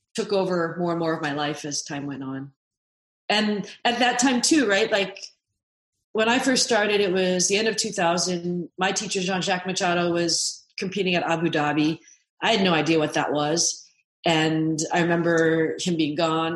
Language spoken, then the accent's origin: English; Seattle, Washington, United States; I grew up in Seattle